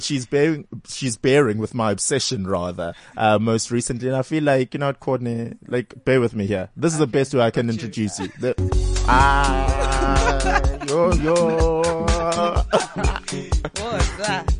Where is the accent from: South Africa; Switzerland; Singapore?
South Africa; Durban, KwaZulu-Natal; I'm also from Durban